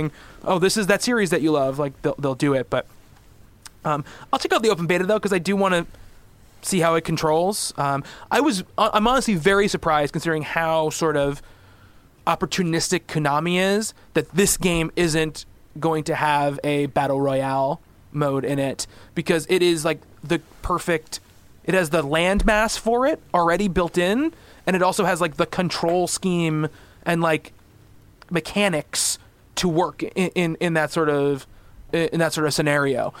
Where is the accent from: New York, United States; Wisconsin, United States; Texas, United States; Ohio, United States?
New York, United States; I'm from New York